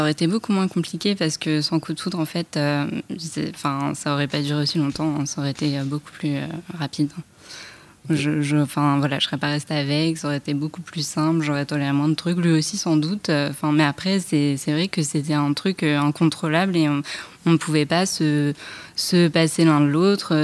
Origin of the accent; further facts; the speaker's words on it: Paris, Île-de-France, France; je, vis euh, en banlieue, je suis parisienne